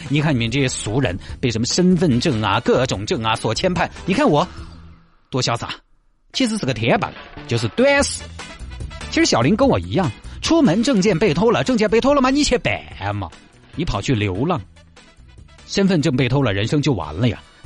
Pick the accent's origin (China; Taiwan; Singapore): China; Santai, Sichuan; moved away; 去绵阳还是要去我的老家三台龙？